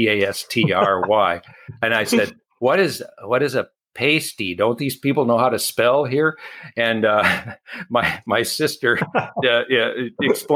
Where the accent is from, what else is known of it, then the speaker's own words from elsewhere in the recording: Lake Orion, Michigan, United States; also born or lived in Alabama / Ann Arbor, Michigan / Marquette, Michigan; now in Keweenaw Peninsula, United States; I was born in Alabama, and my family migrated north to Detroit